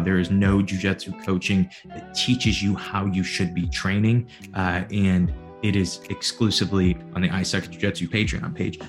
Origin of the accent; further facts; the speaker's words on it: Granite City, Illinois, United States; I'm a nobody from Granite City, Illinois